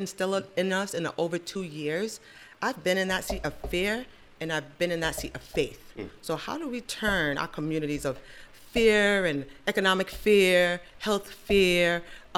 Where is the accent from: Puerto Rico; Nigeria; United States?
Nigeria; being Nigerian, I have to have a boy